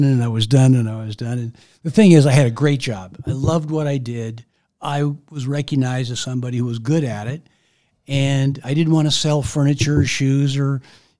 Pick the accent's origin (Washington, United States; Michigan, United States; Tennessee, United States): Washington, United States; Maple Valley; growing up in Maple Valley, I wanted to stay around home